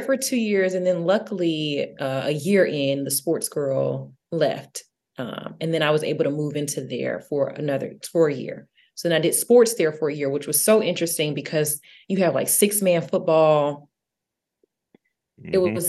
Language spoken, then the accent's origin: English; Atlanta, Georgia, United States; moved away as an adult; now in Nashville, United States; No, I'm from Atlanta.